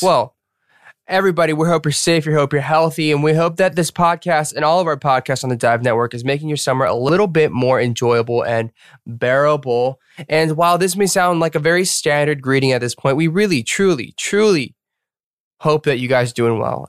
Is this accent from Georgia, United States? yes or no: yes; Atlanta, Georgia, United States; moved away as an adult; also born or lived in Boston; We're American. Um, so yeah, we're American. We're born and raised in Atlanta